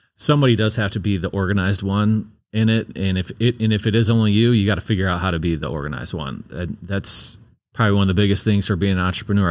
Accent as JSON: {"language": "English", "town": "St. Louis", "region": "Missouri", "country": "United States", "said": "I'm from Saint Louis"}